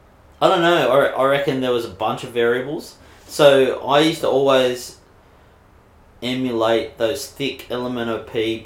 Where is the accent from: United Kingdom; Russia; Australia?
Australia; Mona Vale, New South Wales; Yeah, it's cool. We had a couple of dickheads that really gave me hell and my family hell